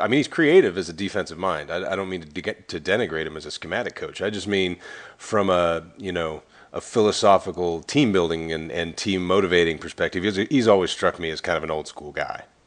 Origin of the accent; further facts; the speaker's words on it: California, United States; I grew up in California